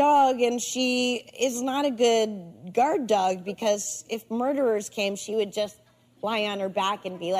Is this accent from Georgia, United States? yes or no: no; New Hampshire, United States; moved away; This is my first house since growing up in New Hampshire.